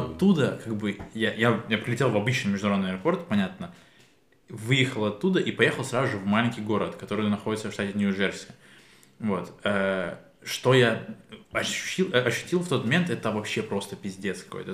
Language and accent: Russian; Kyiv, Ukraine; я говорю, из Киева